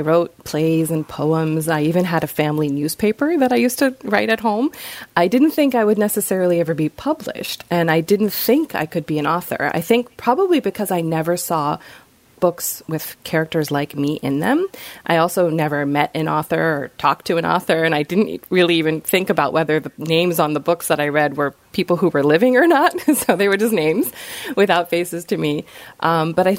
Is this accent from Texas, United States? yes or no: no; Rockville, Maryland, United States; also born or lived in Bethesda, Maryland; I'm a local girl, so I grew up in Rockville. I was born in Bethesda at Suburban Hospital, and I've lived here ever since